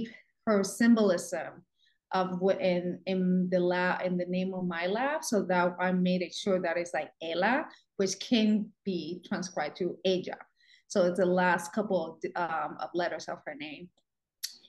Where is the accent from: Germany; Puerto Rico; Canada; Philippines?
Puerto Rico; moved away as an adult; now in United States; born and raised in Puerto Rico